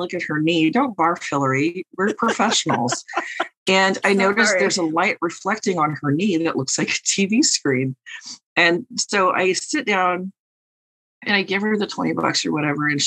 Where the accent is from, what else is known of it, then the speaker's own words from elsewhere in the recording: St. Louis, Missouri, United States; we're from St. Louis